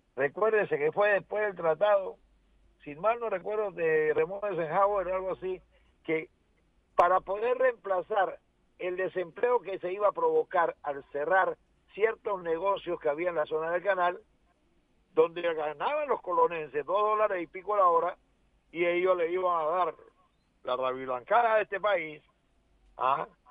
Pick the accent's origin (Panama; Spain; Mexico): Panama; como panameño